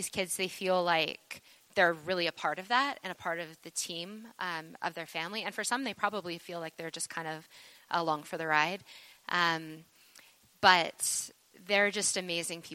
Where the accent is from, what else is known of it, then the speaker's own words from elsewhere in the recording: Taber, Alberta, Canada; moved away; I grew up in Tabor